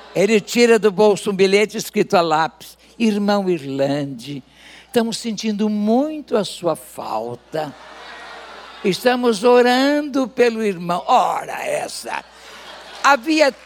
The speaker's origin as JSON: {"language": "Portuguese", "region": "interior of Rio de Janeiro state", "country": "Brazil", "tie": "born or raised there", "moved": "yes", "said": "eu vim com 12 anos apenas, eu fui do interior do estado do Rio de Janeiro, sou fluminense, aliás, duas vezes fluminense. Eu nasci no Rio de Janeiro"}